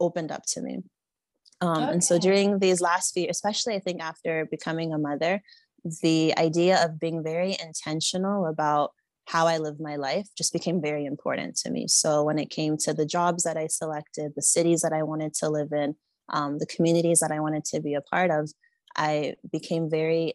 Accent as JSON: {"language": "English", "region": "Florida", "country": "United States", "tie": "born or raised there", "also_born_or_lived": "Nigeria", "moved": "as an adult", "said": "I was born and raised in the United States in the state of Florida"}